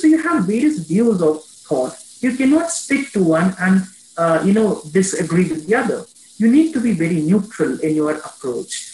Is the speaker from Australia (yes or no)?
no; India; I'm just an Indian. I am an Indian